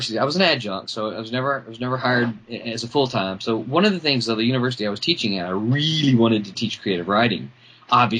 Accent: Mississippi, United States; also born or lived in Arkansas; I'm a proud Mississippian

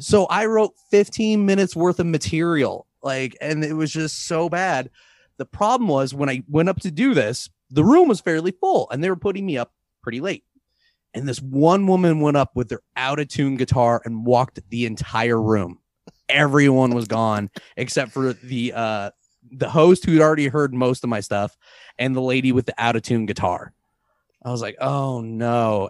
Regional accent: St. Louis, Missouri, United States; now in Boulder, United States; I'm from Saint Louis

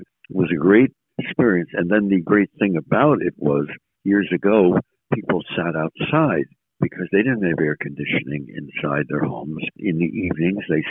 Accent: Caldwell, New Jersey, United States; also born or lived in Montclair, New Jersey; I was born in Montclair, New Jersey, but I grew up all my life in the Colville.

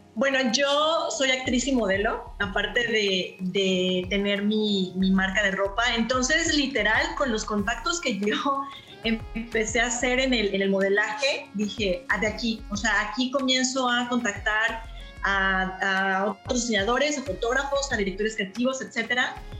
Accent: Veracruz, Mexico; now in Canada; soy de Veracruz

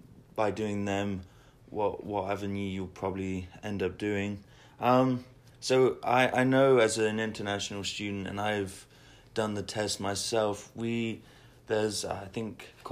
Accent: England, United Kingdom; moved away; because I came from England myself, and I didn't really know too much about the system as well

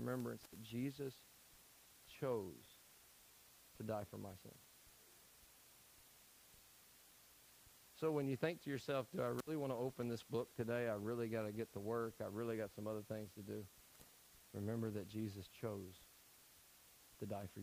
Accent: Tennessee, United States; I'm from Tennessee.

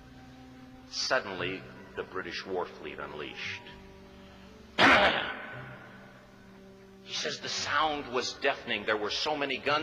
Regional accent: United States

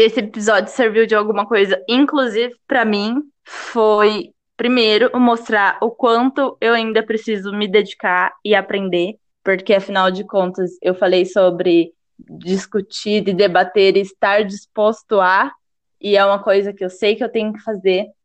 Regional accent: Brazil; nós brasileiros

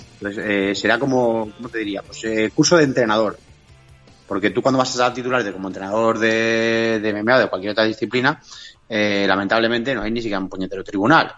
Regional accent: Catalonia, Spain; somos los catalanes

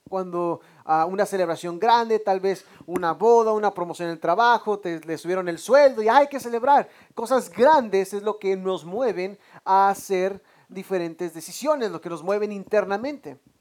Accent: Mexico; now in United States; somos, somos mexicanos, hermanos

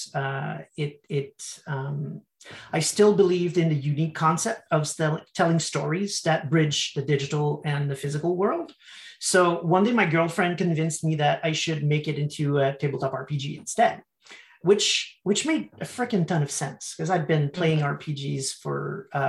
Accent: Canada; I'm from Canada

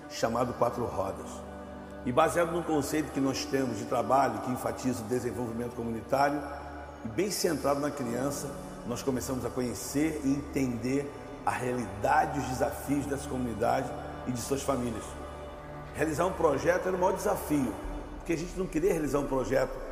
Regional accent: Rio de Janeiro, Brazil; Eu sou nascido e criado no Rio de Janeiro, moro há 56 anos no Rio de Janeiro, sou flamenguista, nascido e criado lá

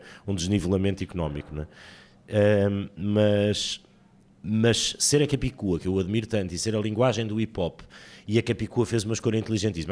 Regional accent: Porto, Norte, Portugal; also born or lived in Portimão; Porque eu nasci em Portimão, mas sou do Porto.

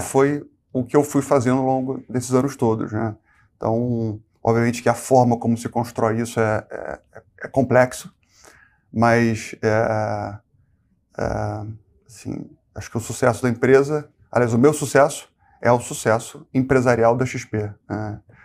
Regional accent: Rio de Janeiro, Brazil; moved away as an adult; also born or lived in Porto Alegre; Eu sou carioca.

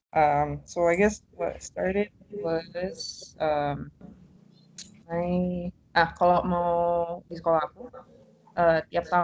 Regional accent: Surabaya, East Java, Indonesia; now in Mountain View, United States; Uh, aku asalnya dari Surabaya. uh, terus, apa lagi ya? uh, SMA gue di Surabaya International School.

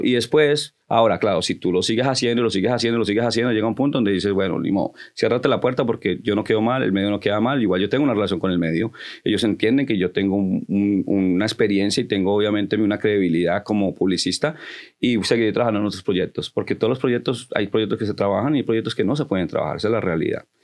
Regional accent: Connecticut, United States; also born or lived in Colombia; now in New York, United States; donde yo me crié en Connecticut

